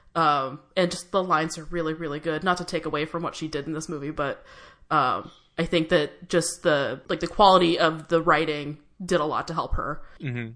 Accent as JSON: {"language": "English", "town": "San Diego", "region": "California", "country": "United States", "tie": "born or raised there", "said": "I grew up in San Diego, which is a couple hours south"}